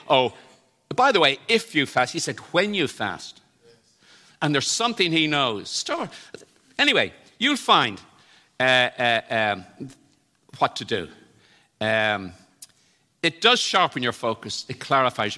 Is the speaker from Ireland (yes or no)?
yes; Ireland; in Ireland, we think we have this, even though I was brought up in the Protestant tradition